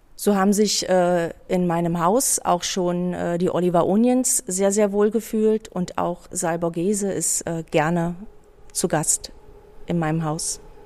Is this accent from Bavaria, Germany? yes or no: no; Berlin, Germany; Ich bin ein ähm, sozusagen ein Kind des Prenzlauer Berges